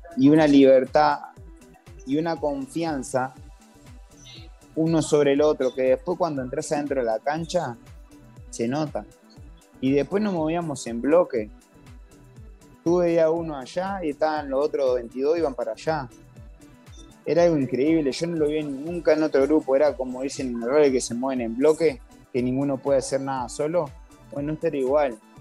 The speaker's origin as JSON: {"language": "Spanish", "country": "Uruguay", "moved": "yes", "lives_now": "Venezuela", "said": "Uruguay es un país muy humilde, de que somos pocos"}